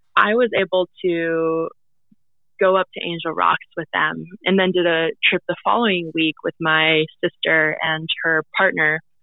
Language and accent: English; Fairbanks, Alaska, United States; also born or lived in Anvik, Alaska / South Naknek, Alaska; growing up in Fairbanks